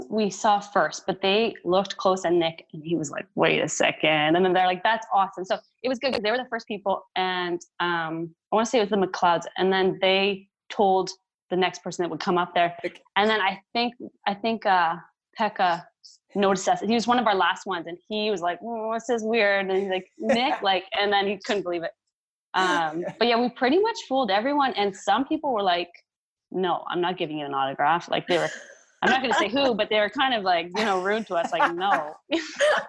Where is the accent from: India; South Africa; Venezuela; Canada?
Canada; St. Albert, Alberta; moved away as an adult; also born or lived in Jasper, Alberta / Vancouver / Pittsburgh; now in Nashville, United States; grew up like that. And then we moved to St. Albert for better school and better hockey